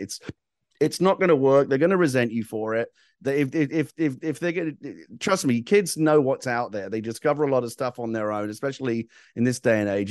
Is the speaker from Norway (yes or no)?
no; England, United Kingdom; I'm from England